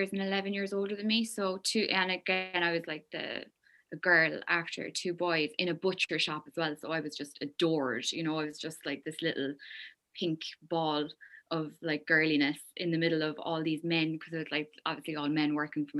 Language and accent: English; Kilmallock, Munster, Ireland; also born or lived in Limerick City; I'm from County Limerick, Kilmallock, County Limerick, small town.